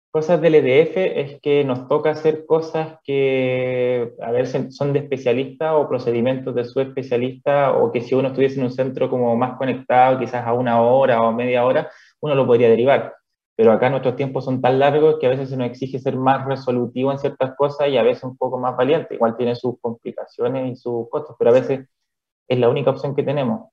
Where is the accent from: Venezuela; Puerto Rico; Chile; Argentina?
Chile; Calama, Antofagasta; moved away as an adult; also born or lived in Chuquicamata / Santiago; now in Cochrane, Chile; soy originario de eh, Calama, la ciudad de la región. nací específicamente en Chuquicamata